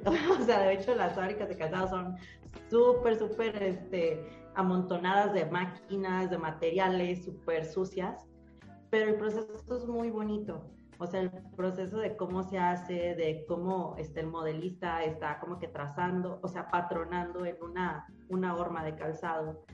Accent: Mexico; soy mexicano

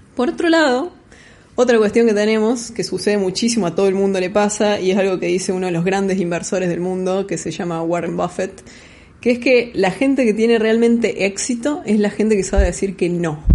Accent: Córdoba, Argentina; moved away as an adult; now in Buenos Aires, Argentina; argentina cordobesa, viviendo en Buenos Aires hace seis años aproximadamente

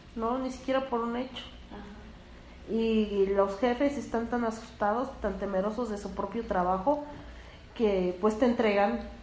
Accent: Mexico; son cosas que, que tenemos como mexicanos

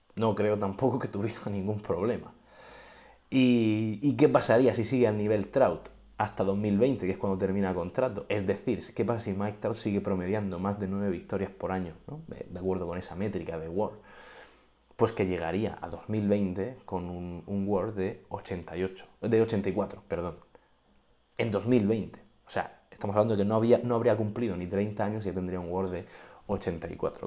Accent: Region of Murcia, Spain; soy de Murcia

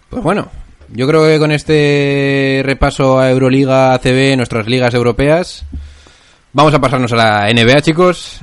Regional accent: Logroño, La Rioja, Spain; somos de Logroño.

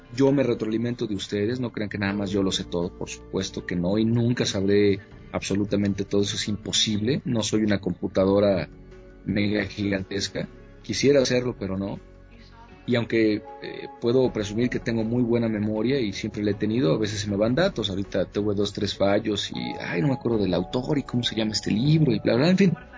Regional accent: Mexico; Con México, bueno, tengo todo que ver, nací aquí, mi madre es de aquí, mis costumbres, mi infancia, mi crecimiento, todo está aquí

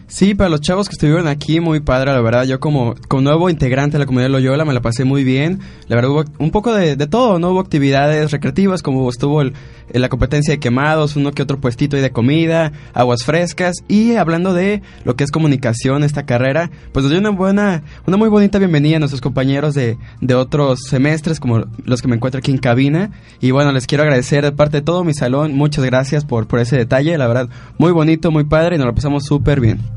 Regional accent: Mexico

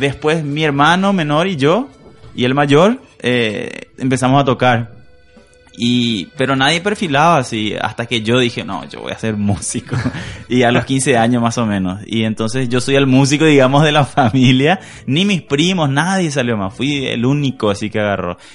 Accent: Asunción, Paraguay; yo soy de Asunción, soy un capitalino

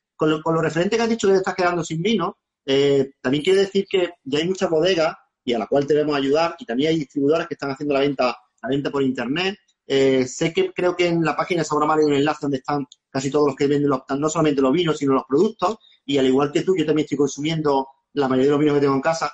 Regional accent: Málaga, Andalusia, Spain; yo sí sentí como malagueño

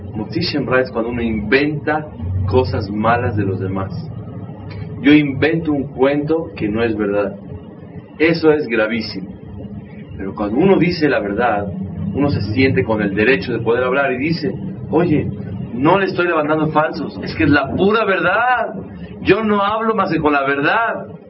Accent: Mexico; también soy mexicano, crecimos en un ambiente

